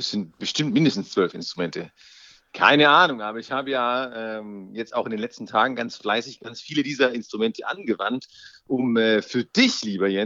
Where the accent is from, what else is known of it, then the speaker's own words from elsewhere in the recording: Baden-Württemberg, Germany; born there; Äh, bin ich ja gebürtiger Schwabe, das heißt, es muss auf jeden Fall ein schwäbisches Bier sein.